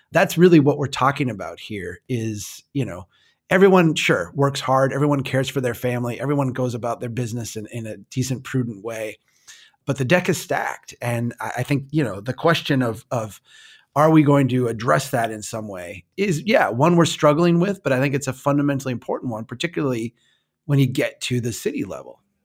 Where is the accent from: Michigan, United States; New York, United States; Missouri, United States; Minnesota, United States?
Minnesota, United States; I'm from Minnesota